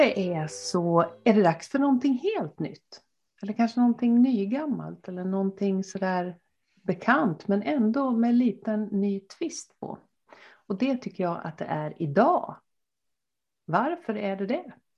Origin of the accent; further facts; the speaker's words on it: Gothenburg, Västra Götaland, Sweden; also born or lived in Dalarna; now in Gästrikland, Sweden; jag är uppvuxen i Göteborg